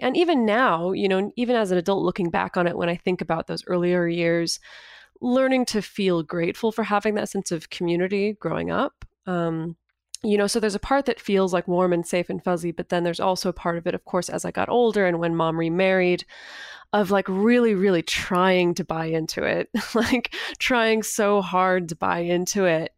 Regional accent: Northern California, United States; I grew up in Northern California in a really small little town, um, about two hours north of Sacramento.

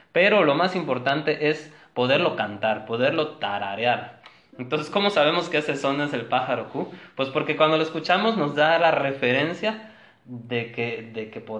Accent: Cancún, Quintana Roo, Mexico; Yo nací aquí en Cancún

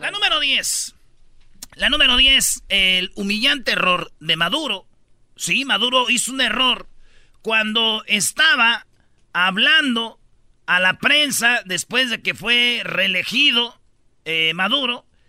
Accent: Jiquilpan, Michoacán, Mexico; moved away; also born or lived in La Jara; yo nací en Jiquilpa, viví mucho tiempo en Jiquilpa, pero también viví en La Jara y orgullosamente de mi ranchito.

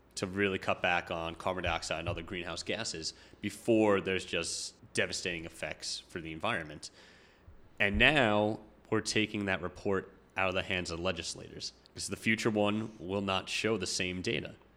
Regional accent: Long Island, New York, United States; moved away as an adult; now in New Jersey, United States; I grew up on Long Island

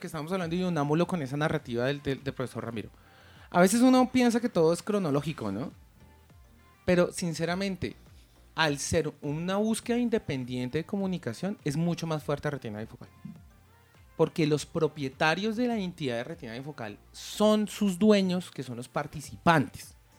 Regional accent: Colombia; lo que somos hoy en día como colombianos

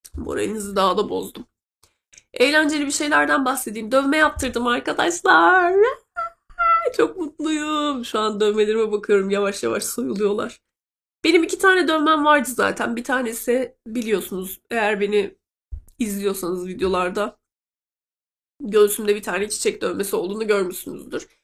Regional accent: Black Sea Region, Turkey; moved away

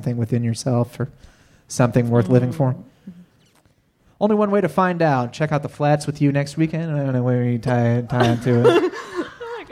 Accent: New Hampshire, United States; now in Cincinnati, United States; I'm from New England in New Hampshire

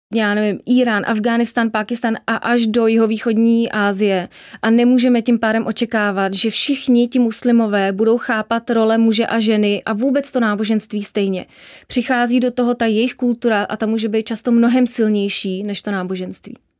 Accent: Czechia; jsem prostě Evropanka, jsem Češka

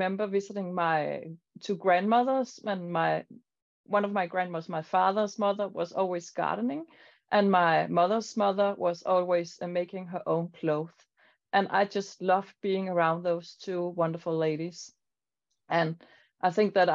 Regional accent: Denmark; I'm here from Denmark

